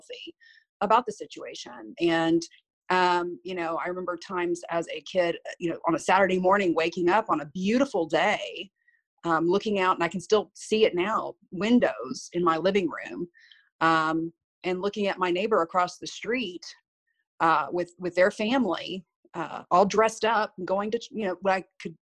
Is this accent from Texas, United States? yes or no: yes; Victoria County, Texas, United States; I was raised pretty much in Victoria County